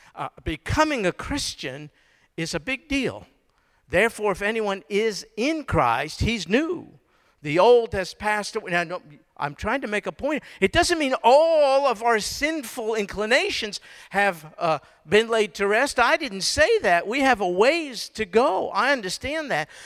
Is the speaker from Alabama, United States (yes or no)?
no; New York, United States; now in Houston, United States; I was born and raised in New York